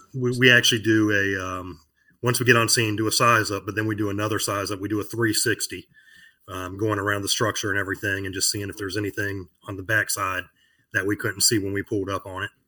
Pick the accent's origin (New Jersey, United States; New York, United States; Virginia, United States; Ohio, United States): Virginia, United States; Virginia Beach; I live in Virginia Beach, Virginia, born and raised here